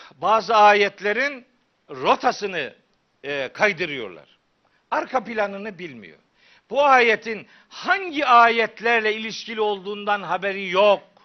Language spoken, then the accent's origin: Turkish; Çaykara, Trabzon, Turkey; moved away; also born or lived in Of; ben Çaykaralıyım